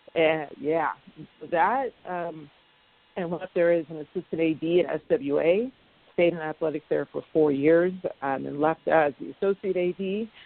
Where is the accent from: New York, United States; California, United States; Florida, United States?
California, United States; Sacramento; I grew up in Sacramento